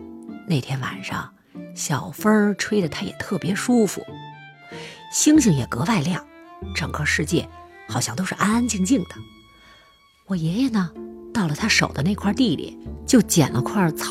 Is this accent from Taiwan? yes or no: no; Northeast China, China; 也可能是因为我们老家比较偏远吧，就是东北平原上的一个小村子